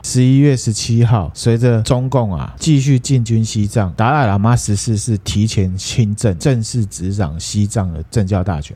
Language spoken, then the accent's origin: Chinese; Taiwan; 对我们台湾人有用的事情